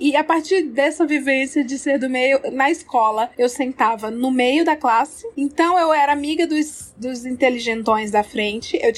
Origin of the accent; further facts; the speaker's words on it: Ceará, Brazil; born there; eu nasci no Ceará e tive essa infância muito maluca